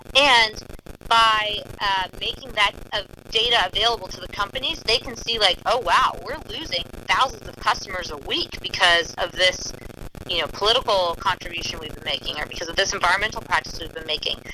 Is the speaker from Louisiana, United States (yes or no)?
yes; New Orleans, Louisiana, United States; growing up in the New Orleans area